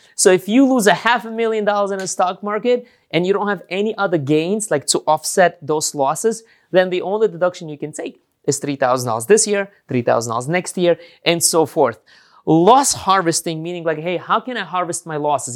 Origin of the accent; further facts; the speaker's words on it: New York, United States; since I'm from New York